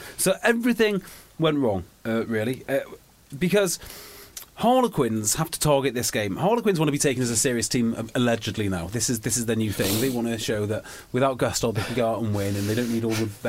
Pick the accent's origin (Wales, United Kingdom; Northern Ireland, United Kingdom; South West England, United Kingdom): Wales, United Kingdom; yes, I am technically Welsh